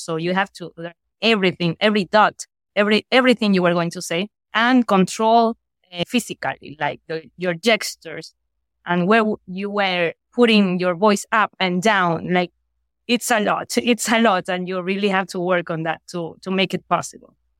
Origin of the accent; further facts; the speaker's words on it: Guayaquil, Guayas, Ecuador; I'm from Guayaquil